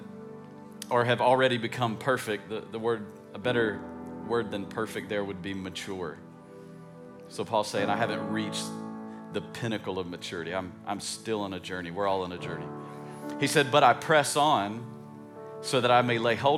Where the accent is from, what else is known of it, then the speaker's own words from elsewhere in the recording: East Tennessee, United States; I grew up in East Tennessee